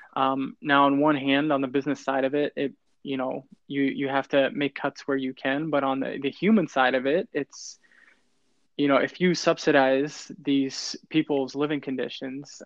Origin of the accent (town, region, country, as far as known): United States